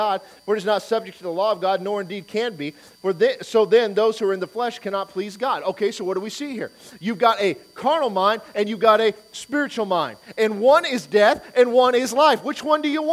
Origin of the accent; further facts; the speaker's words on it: Detroit, Michigan, United States; moved away; I'm from Detroit